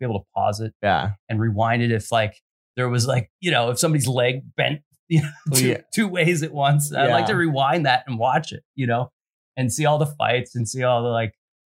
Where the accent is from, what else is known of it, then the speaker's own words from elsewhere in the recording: Philadelphia, Pennsylvania, United States; moved away as an adult; also born or lived in New Zealand; now in Los Angeles, United States; I grew up in Philly, and I'm almost getting to the point where I've been in LA longer than Philly.